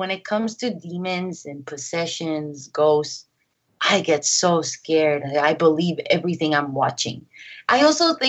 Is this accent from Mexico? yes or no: yes; Mexico; my family, you know, we're from Mexico, so we're Catholic